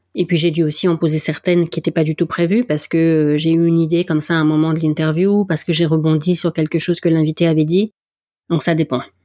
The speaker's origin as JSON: {"language": "French", "area": "the North", "region": "Hauts-de-France", "country": "France", "accent": "accent du Nord", "said": "mon accent du Nord"}